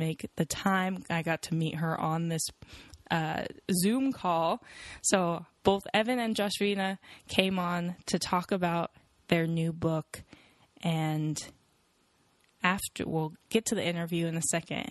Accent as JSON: {"language": "English", "town": "Seattle", "region": "Washington", "country": "United States", "said": "I'm from Seattle"}